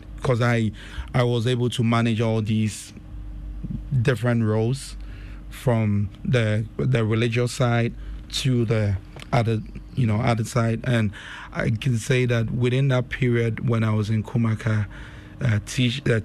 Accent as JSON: {"language": "English", "town": "Kumasi", "region": "Ashanti", "country": "Ghana", "tie": "born or raised there", "also_born_or_lived": "Kumawu / United States", "moved": "as an adult", "said": "I was born in Kumase. At Old Tafo. Yes, my parents, Mr. Francis Kwajani, and my mom, Mercy Opoku. So I was raised in Tafo for some years. Then we moved to Bokrom Estate, also in the mention of in Kumasi as well."}